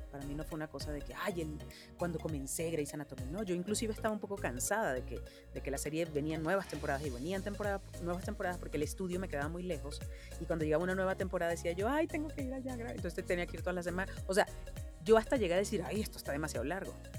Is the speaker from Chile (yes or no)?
no; Venezuela; moved away as an adult; now in Mexico; por ser venezolana